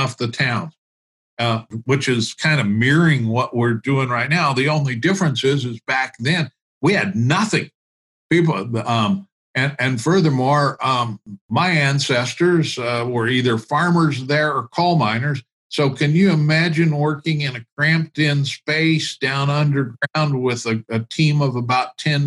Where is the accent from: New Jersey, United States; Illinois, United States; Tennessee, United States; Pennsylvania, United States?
Illinois, United States; central; I have two small two small towns that I claim as my hometown. One of them happens to be in central Illinois